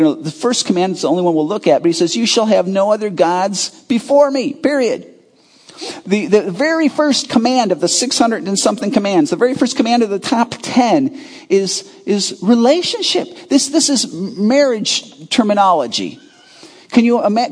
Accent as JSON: {"language": "English", "area": "Chicago suburbs", "region": "Illinois", "country": "United States", "tie": "born or raised there", "said": "I grew up in the Chicago burbs"}